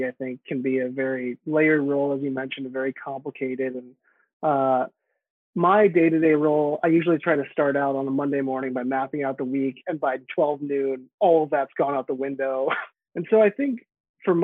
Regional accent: San Francisco, California, United States; I grew up in San Francisco

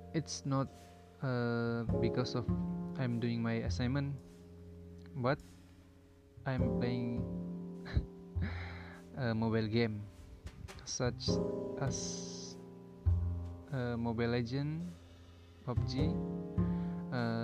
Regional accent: Sabah, Malaysia; moved away as an adult; also born or lived in Tanjung Malim, Perak; my hometown at Sabah

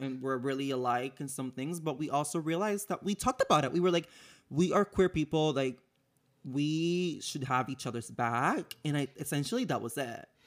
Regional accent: Puerto Rico; moved away as an adult; now in United States; I'm born and raised in Puerto Rico, so I've been living in the United States for about five years now

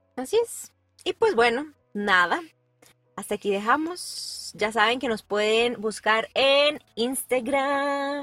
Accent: Guadalajara, Jalisco, Mexico; now in San Luis Potosí, Mexico; yo soy originaria de Guadalajara, Jalisco, pero yo ya llevo muchos años en San Luis Potosí

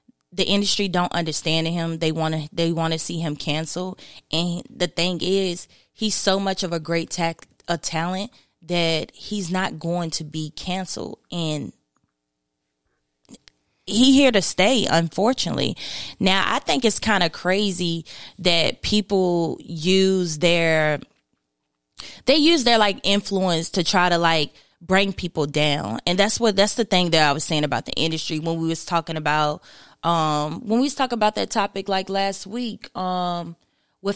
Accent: Martinsville, Virginia, United States; also born or lived in Eden, North Carolina; I grew up in Martinsville, Virginia. That's where I grew up most of my life. But Eden, North Carolina is where I'm from, pretty much

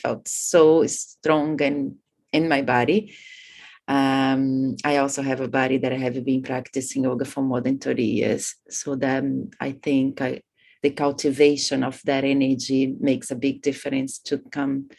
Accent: Brazil; moved away as an adult; also born or lived in India / Bali, Indonesia / Thailand; I come from Brazil. I've been living in Asia for the last 20 years, in between India, Bali

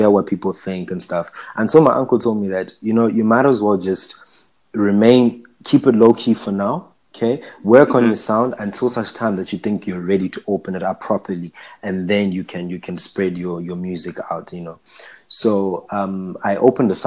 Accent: Zimbabwe; now in Durban, South Africa; I'm from Zimbabwe.

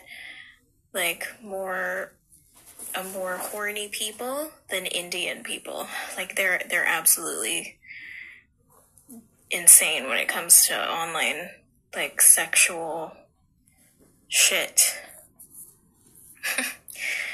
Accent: Philippines; as a Filipino and getting torn down by my own Filipino people

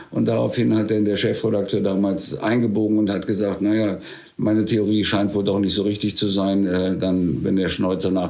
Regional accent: Spain; weil ich bin ja in der Zeit in Spanien groß geworden.

